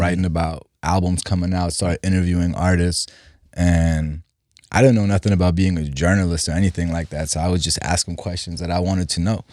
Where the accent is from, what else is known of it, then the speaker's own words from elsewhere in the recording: Germany; English is a second language; also born or lived in Iran / Los Angeles, United States; now in United States; We left Iran in, in the eighties and moved to Germany 'cause my dad had two sisters who were already out there. So I, I grew up, but yeah, I grew up in Germany.